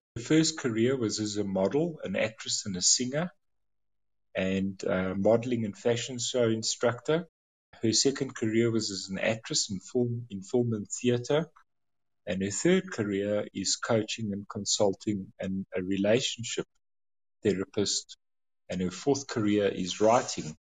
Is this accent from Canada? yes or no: no; South Africa; as a South African, my background is you don't talk about money